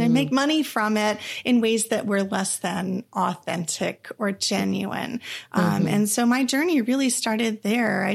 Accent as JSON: {"language": "English", "region": "Texas", "country": "United States", "tie": "born or raised there", "also_born_or_lived": "Eureka, California", "said": "I was born up in Eureka, California, in the middle of a heavy redwooded area uh-huh. in a tiny little town. And my parents always loved it. When they moved back to Texas when I was a toddler"}